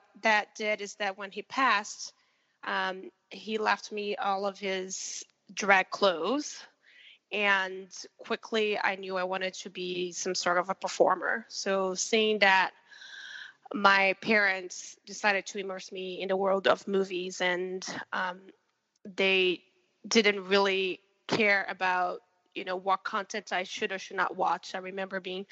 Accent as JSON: {"language": "English", "region": "Rio de Janeiro", "country": "Brazil", "tie": "born or raised there", "said": "I was born and raised in Rio de Janeiro, Brazil"}